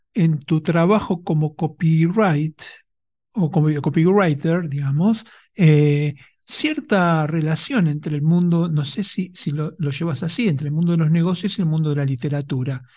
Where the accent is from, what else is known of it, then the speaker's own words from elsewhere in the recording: Argentina; como somos los argentinos